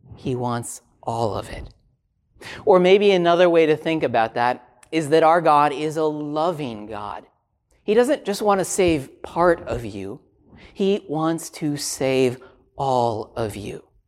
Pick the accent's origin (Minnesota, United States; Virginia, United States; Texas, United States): Minnesota, United States; I grew up in Minnesota